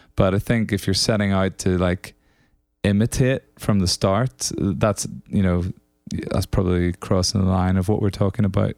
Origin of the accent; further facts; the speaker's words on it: Northern Ireland, United Kingdom; moved away; also born or lived in Scotland; so I'm from Northern Ireland originally, if you can't tell by this accent